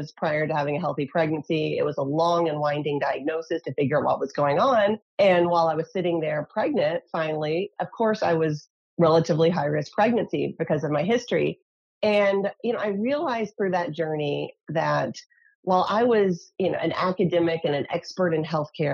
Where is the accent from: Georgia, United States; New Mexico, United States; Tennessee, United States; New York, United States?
Tennessee, United States; now in California, United States; So although I live in California, I grew up in Tennessee.